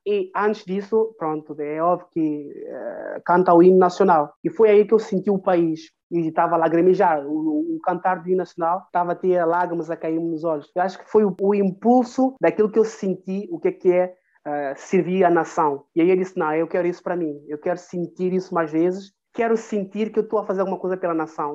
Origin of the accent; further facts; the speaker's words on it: São Tomé, Água Grande, São Tomé & Príncipe; moved away; also born or lived in France / Portugal; sou de cidade de Água Grande, que é a capital